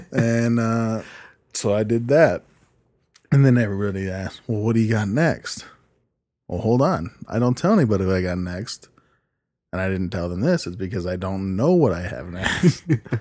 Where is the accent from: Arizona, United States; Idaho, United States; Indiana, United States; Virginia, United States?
Idaho, United States; also born or lived in California / Utah / Cache Valley, Utah; I was raised in Idaho and Utah mainly with my mom.